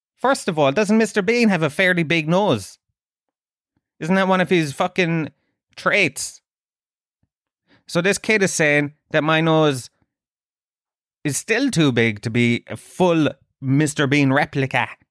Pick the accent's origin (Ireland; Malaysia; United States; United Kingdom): Ireland; Tralee, Munster; I'm from Trilleen.